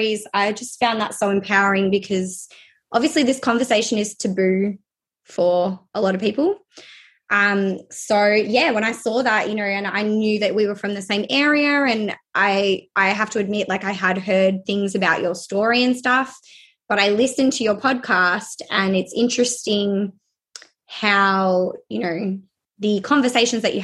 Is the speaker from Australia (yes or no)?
yes; Melbourne, Victoria, Australia; I have been born and raised in Melbourne, lived here my whole life.